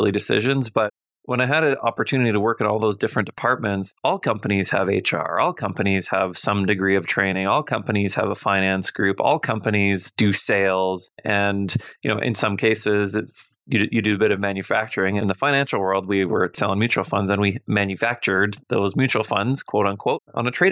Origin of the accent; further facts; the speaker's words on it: Winnipeg, Manitoba, Canada; I grew up in Winnipeg and I graduated from the University of Manitoba.